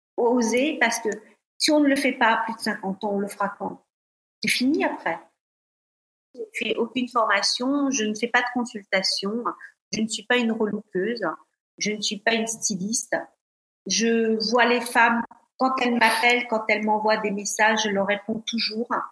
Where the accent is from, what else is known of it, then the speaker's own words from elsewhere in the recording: Paris, Île-de-France, France; moved away as an adult; also born or lived in Côte d'Azur / London / Denmark; en tant que Parisienne arrivée sur la Côte d'Azur